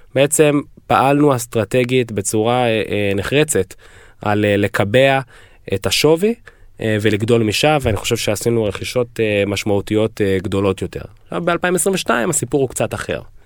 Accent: Israel; now in United States

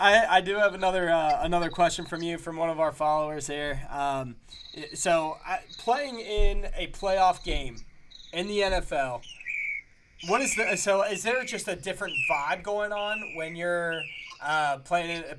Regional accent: Cincinnati, Ohio, United States; growing up in Cincinnati

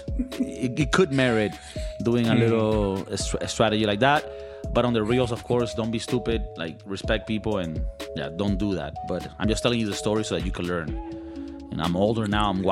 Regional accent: Valencia, Carabobo, Venezuela; English is a second language; now in California, United States; it takes us like an hour to get to the beach from our hometown in Valencia, Venezuela

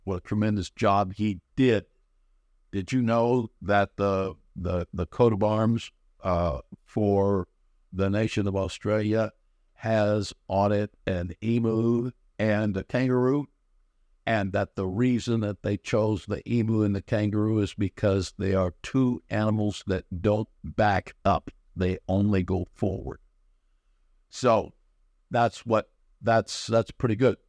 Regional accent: Fresno, California, United States; also born or lived in Visalia, California; I was raised up around Fresno and in Kerman.

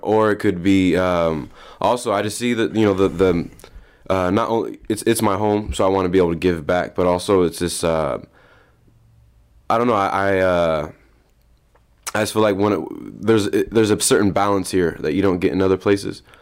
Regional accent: Des Moines, Iowa, United States; born and raised Des Moines.

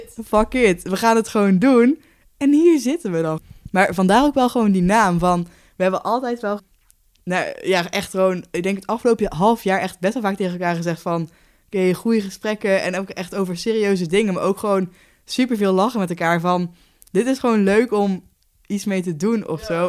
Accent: Haarsteeg, North Brabant, Netherlands; moved away as an adult; now in Nijmegen, Netherlands; ik woon op kamers in Nijmegen, maar ik kom uit Haarsteeg, ligt vlakbij Den bos

